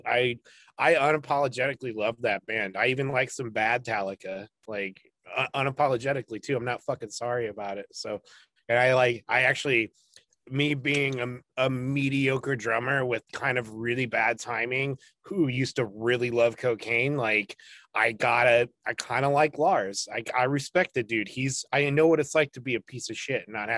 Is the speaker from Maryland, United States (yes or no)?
no; Pennsylvania, United States; moved away as an adult; also born or lived in Chicago; Back when we moved away from Chicago, before we moved to Pennsylvania. We moved back to my home